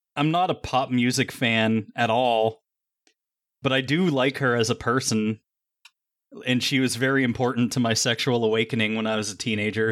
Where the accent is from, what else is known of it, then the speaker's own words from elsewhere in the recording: Rust Belt, United States; these are my people," because I'm from the Rust Belt